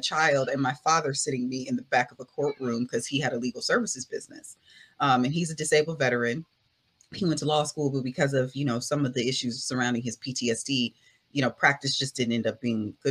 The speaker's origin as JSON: {"language": "English", "town": "Culver City", "region": "California", "country": "United States", "said": "That's where I'm from. That's where my family lives"}